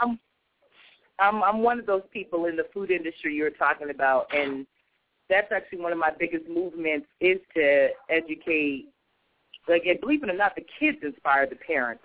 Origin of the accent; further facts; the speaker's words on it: California, United States; moved away as an adult; now in New York, United States; I'm originally from California.